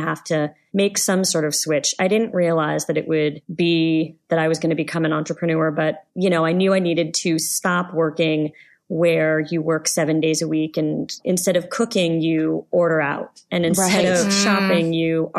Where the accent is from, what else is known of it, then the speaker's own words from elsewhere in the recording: Los Angeles, California, United States; also born or lived in Canada; I am an Angeleno. I grew up in Los Angeles. I am also a Canadian. I lived there for about 15 years